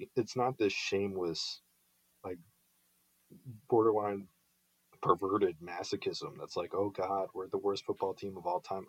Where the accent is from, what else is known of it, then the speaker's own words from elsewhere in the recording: Philadelphia, Pennsylvania, United States; I grew up in Philadelphia